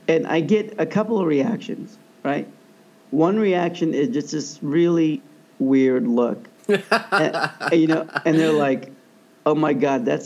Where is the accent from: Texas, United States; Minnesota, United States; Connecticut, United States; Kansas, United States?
Kansas, United States; my home state of Kansas